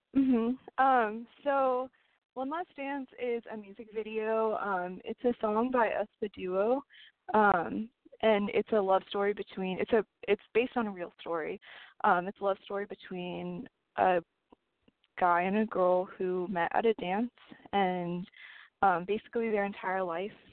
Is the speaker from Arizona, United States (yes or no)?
yes; Arizona, United States; also born or lived in California; I was born in California, but I moved to Arizona in third grade